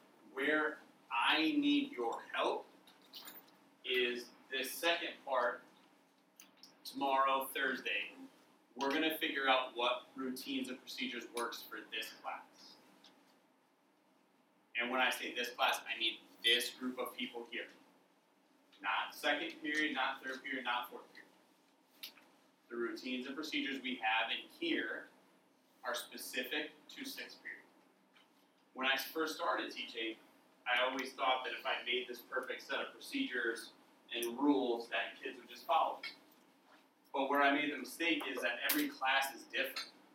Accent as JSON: {"language": "English", "town": "Cumberland", "region": "Wisconsin", "country": "United States", "tie": "born or raised there", "also_born_or_lived": "Winona, Minnesota / Houston, Texas", "moved": "as an adult", "said": "I grew up in Cumberland, Wisconsin, which is about 2 hours from here"}